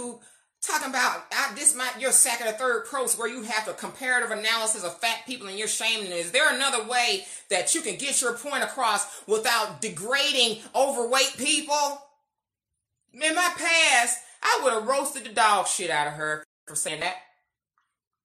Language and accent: English; United States; being Black American